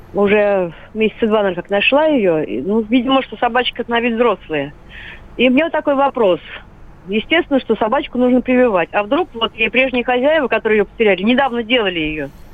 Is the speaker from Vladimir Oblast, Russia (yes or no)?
yes; Gus-Khrustalny, Vladimir Oblast, Russia; Я вот из города Гусь Хрустальный